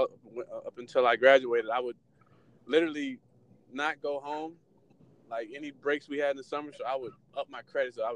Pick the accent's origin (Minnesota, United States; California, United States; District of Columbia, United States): District of Columbia, United States; Washington; moved away as an adult; also born or lived in Atlanta, Georgia / Denver / Baltimore / Jacksonville; born and raised in Washington, D.C.